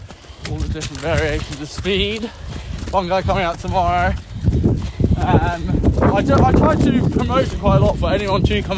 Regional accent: Australia; No, I'm Australian.

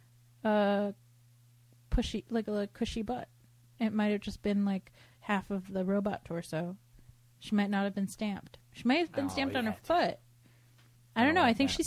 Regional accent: Cleveland, Ohio, United States; now in Los Angeles, United States; growing up in the Cleve.

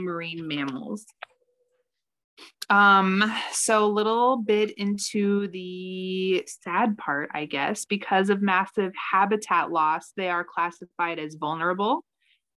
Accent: Colorado, United States; Growing up in Colorado in the 90s

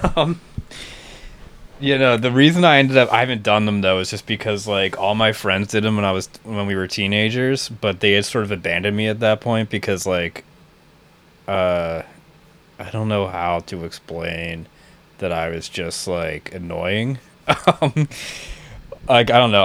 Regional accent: outside of Philadelphia, Pennsylvania, United States; where I grew up outside of Philly.

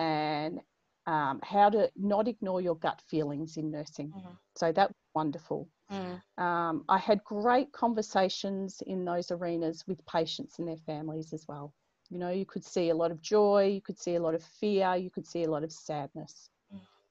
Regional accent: Melbourne, Victoria, Australia; moved away as an adult; also born or lived in Longreach, Queensland / Stradbroke Island / Mornington Island; growing up in Melbourne

